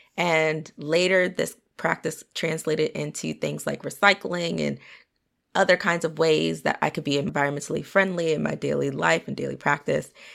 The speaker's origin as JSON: {"language": "English", "town": "Potomac", "region": "Maryland", "country": "United States", "tie": "born or raised there", "said": "grew up in Potomac, Maryland."}